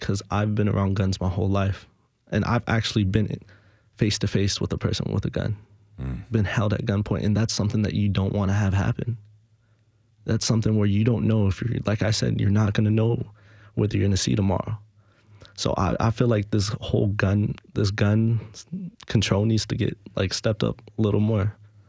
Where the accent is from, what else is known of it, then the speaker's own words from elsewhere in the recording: Los Angeles, California, United States; now in Nashville, United States; Now that we moved over here, we're able to get steady, but I'm from Los Angeles